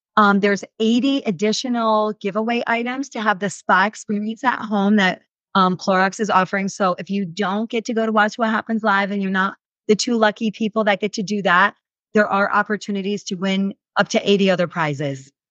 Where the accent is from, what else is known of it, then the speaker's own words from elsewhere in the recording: New York, United States; moved away as an adult; now in Utah, United States; I'm a transplant. Like, I grew up, born and raised in New York, moved here, we lived here for a little bit, moved back to New York, and then came back to Utah